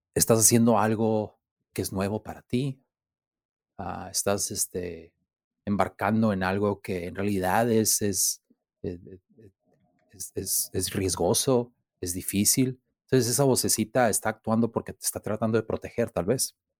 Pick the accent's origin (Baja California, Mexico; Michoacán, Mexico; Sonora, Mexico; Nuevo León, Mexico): Baja California, Mexico; Mexicali; soy de Mexicali